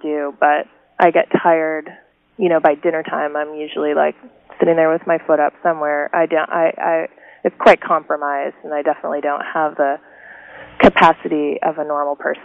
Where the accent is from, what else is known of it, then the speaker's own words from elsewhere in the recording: Oak Park, Illinois, United States; moved away as an adult; also born or lived in Missoula, Montana; now in Portland, Oregon, United States; we all grew up in River Forest and Oak Park